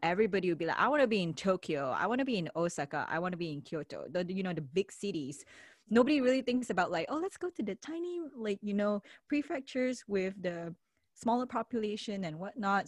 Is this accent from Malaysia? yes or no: yes; Malaysia; moved away as an adult; now in Japan; I'm from Malaysia, not from America, not from Canada, not from the UK